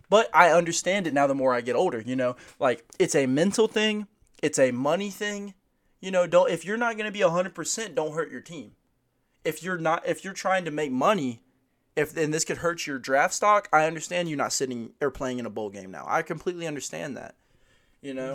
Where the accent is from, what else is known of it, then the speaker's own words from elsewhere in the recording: United States; as an American